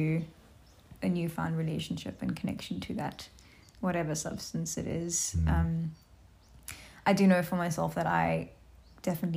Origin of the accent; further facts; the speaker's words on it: South Africa; I'm from South Africa